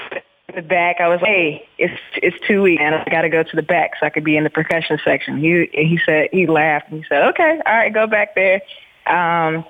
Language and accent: English; Pleasant Grove, North Carolina, United States; moved away as an adult; now in New York, United States; I grew up, born and raised in North Carolina in a little small town called, Pleasant Grove